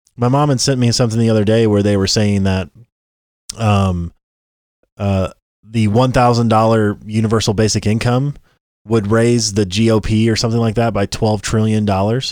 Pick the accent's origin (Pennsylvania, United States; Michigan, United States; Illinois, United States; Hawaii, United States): Illinois, United States; Southern; growing up where we grew up in Southern Illinois